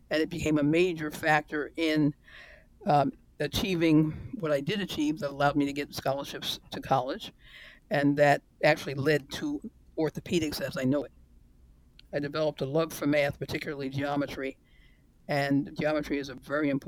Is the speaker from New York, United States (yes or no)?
yes; New York, United States; my life in New York was growing up with the American dream.